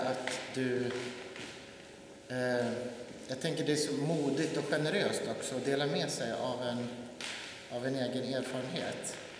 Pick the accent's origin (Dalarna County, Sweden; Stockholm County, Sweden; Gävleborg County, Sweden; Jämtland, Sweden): Jämtland, Sweden; hemma i Jämtland, trakterna där jag bor, kommer ifrån